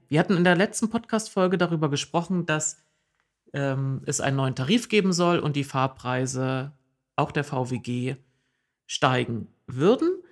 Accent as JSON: {"language": "German", "region": "East Germany", "country": "Germany", "tie": "born or raised there", "moved": "yes", "lives_now": "Oldenburg, Germany", "said": "in meiner Heimat hieß es Mark"}